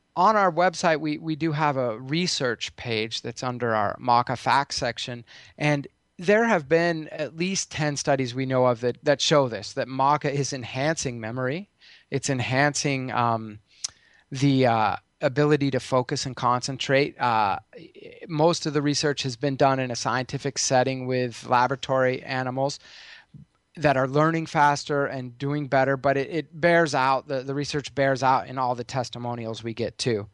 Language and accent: English; Colorado, United States; I grew up in Colorado